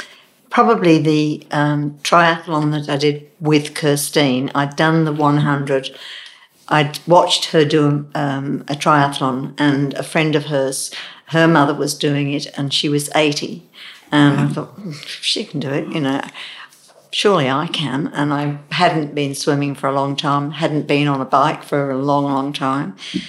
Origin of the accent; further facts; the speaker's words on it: Derby, East Midlands, United Kingdom; Being English, a lot of people don't swim, but my father sort of threw us in and said, "Swim." We lived in Derby, where Matlock Bath is around, and we'd go up there.